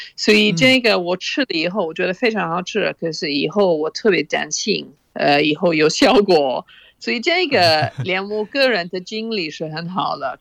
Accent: Oxford, South East England, United Kingdom; Chinese is a second language; 我在牛津长大的时候，我父母嗯。非常开放。我哦。我母亲在牛津教外国留学生英语，所以嗯。我们经常有外国留学生住在我们家

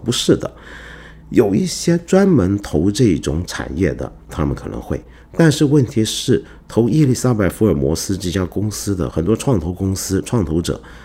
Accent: Hong Kong; also born or lived in mainland China; now in China; 我小时候在香港

